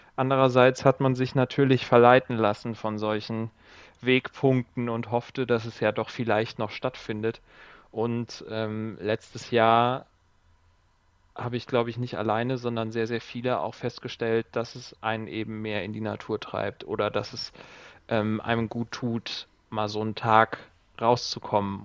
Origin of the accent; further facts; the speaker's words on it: Siegen, North Rhine-Westphalia, Germany; komme gebürtig aus Siegen